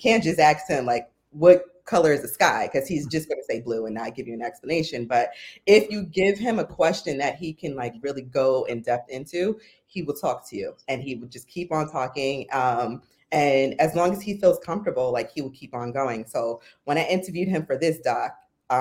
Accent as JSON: {"language": "English", "region": "New York", "country": "United States", "also_born_or_lived": "Philadelphia", "moved": "as an adult", "said": "So I'm from New York, but I went to school at Temple University."}